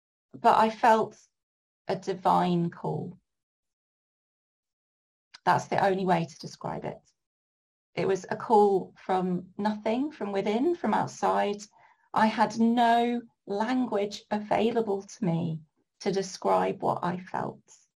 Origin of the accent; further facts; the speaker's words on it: Norwich, East of England, United Kingdom; born there; also born or lived in York / Brighton / Ipswich / Bury St Edmunds; I was born in Norwich and I have also lived in York, in Brighton, in Ipswich, in Bury St Edmunds